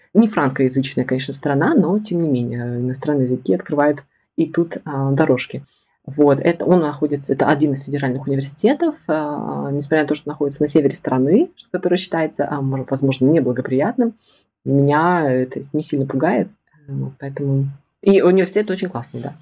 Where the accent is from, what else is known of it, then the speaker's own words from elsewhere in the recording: Siberia, Russia; also born or lived in Tomsk; Я из Сибири окончила Томский государственный педагогический университет